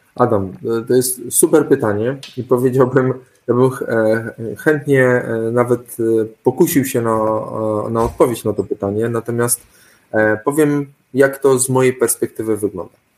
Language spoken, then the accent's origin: Polish; Suwałki Region, Podlaskie Voivodeship, Poland; ja pochodzę z Suwalszczyzny